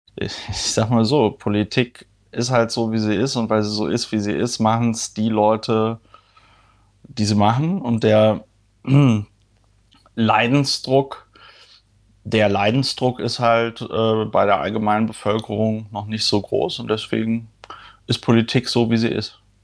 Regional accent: Germany; wir, weiß ich nicht, als Deutsche

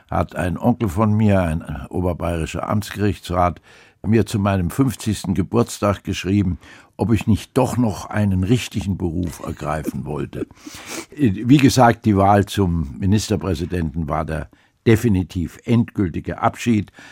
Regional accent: Hesse, Germany; also born or lived in Lower Saxony / Baden-Württemberg; im Übrigen bin ich in Niedersachsen geboren, in Hessen aufgewachsen, in Baden-Württemberg habe ich studiert und meine Familie stammt aus Bayern.

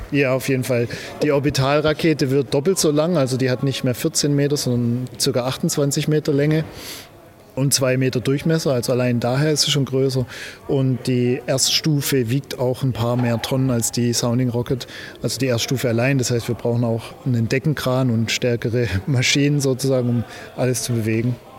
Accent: Heilbronn region, Baden-Württemberg, Germany; wir kommen hier beide aus der Region Heilbronn

